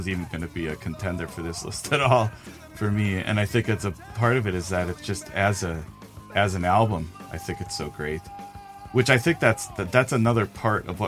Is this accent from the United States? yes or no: yes; Milwaukee, Wisconsin, United States; growing up in Milwaukee